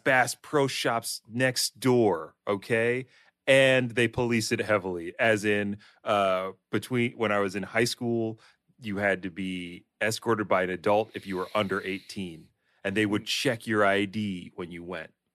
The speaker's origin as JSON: {"language": "English", "region": "Delaware", "country": "United States", "tie": "born or raised there", "said": "I'm from Delaware, which has nothing to do in it for, for any young person"}